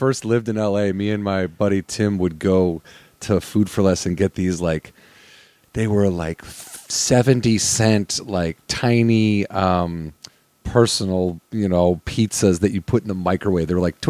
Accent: Illinois, United States; moved away; When I grew up in Illinois, where the pizza place is still there.

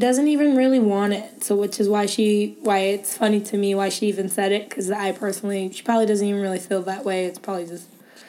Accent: Indiana, United States; now in Los Angeles, United States; I'm from Indiana.

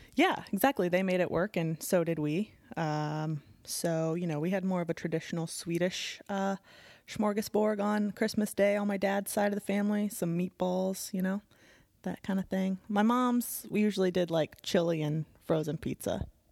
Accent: Midwest, United States; moved away; my hometown

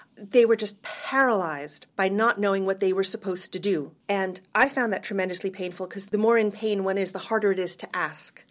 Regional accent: United States; moved away as an adult; also born or lived in Cambridge, England; being American

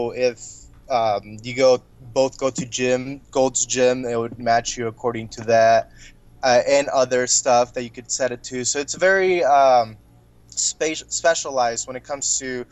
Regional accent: Peoria, Illinois, United States; I'm from Peoria, Illinois. That's where I grew up

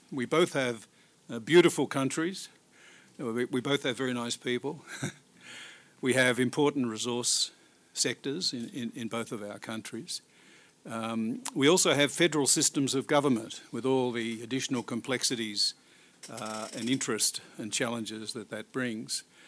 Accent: Australia

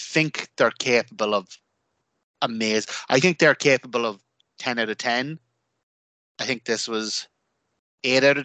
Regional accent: Ireland; an Irish wrestling fan

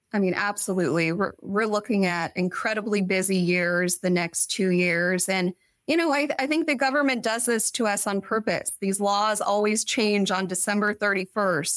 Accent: Kansas City, United States; moved away as an adult; also born or lived in Washington, D.C.; now in Sacramento, United States; born and raised in Kansas City

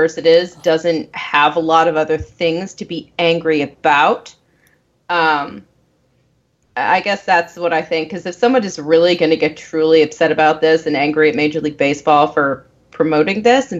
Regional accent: New England, Maine, United States; moved away; I grew up in New England, not, you know, Connecticut, New England, but like actual New England and Maine.

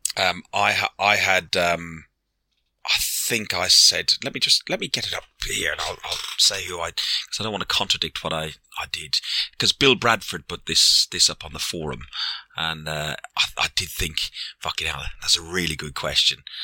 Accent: Ireland; I'm Irish. I'm old.

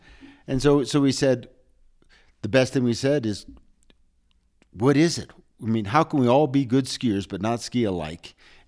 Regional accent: United States; But we went to Interski confident in the idea that we're American, we're independent, we don't all like to follow.

